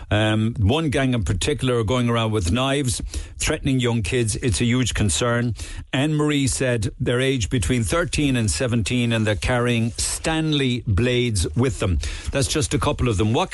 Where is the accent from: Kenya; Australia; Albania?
Albania; English is a second language; moved away as an adult; now in Cork, Ireland; I'm Albanian origin